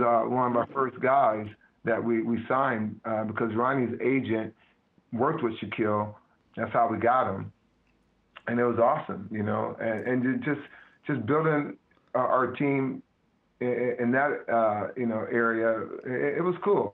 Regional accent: Midwest, United States; moved away; I'm from the Midwest

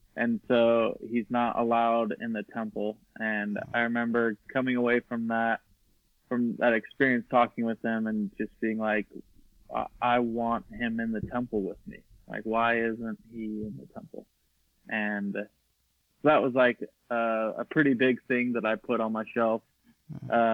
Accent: Eagle, Idaho, United States; growing up in Idaho

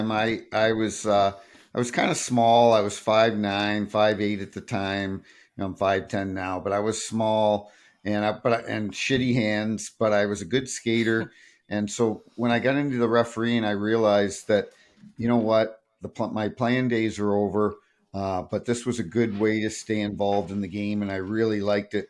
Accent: Hampton, New Brunswick, Canada; also born or lived in Toronto / Sault Ste. Marie; now in Saint Louis, United States; I grew up in a small town called Hampton, just outside of Saint John

